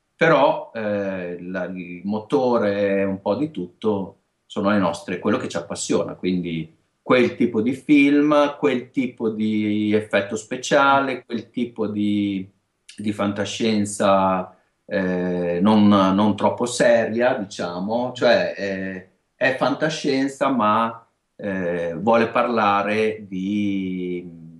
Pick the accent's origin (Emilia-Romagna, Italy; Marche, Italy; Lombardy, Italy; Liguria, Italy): Emilia-Romagna, Italy; accent: Romagnolo